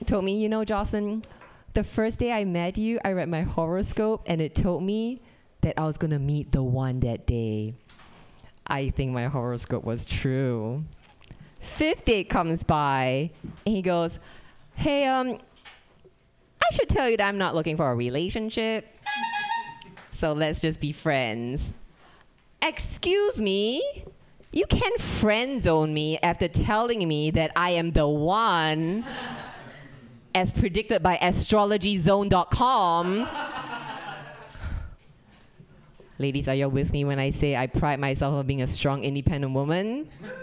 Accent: Singapore; moved away as an adult; also born or lived in Indiana; now in California, United States; I'm originally from Singapore. I came to America for college.

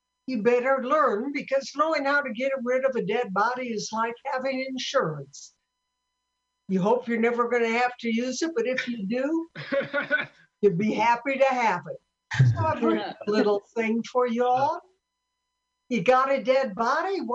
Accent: Sioux City, Iowa, United States; I'm from Sioux City, Iowa

